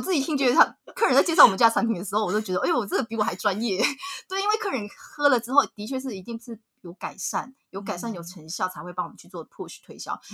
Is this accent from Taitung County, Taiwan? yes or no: no; Nantou County, Taiwan; 我们嗯。就是南投人嘛